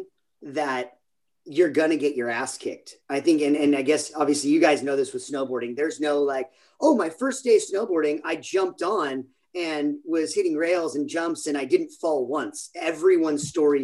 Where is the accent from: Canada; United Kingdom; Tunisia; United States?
United States; San Clemente, California; originally from San Clemente, California, little beach town here in Southern California, in Orange County